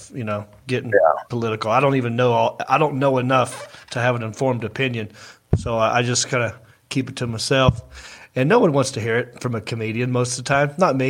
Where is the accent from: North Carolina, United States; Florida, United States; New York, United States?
North Carolina, United States; Hickory; I'm the hick from Hickory.